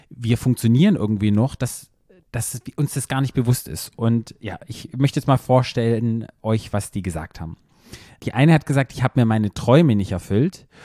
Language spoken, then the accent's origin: German; Black Forest, Baden-Württemberg, Germany